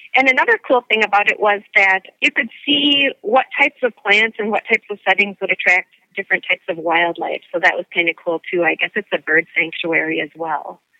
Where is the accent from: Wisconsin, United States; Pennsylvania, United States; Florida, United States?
Wisconsin, United States; McFarland; I'm from McFarland, Wisconsin, which is a suburb of Madison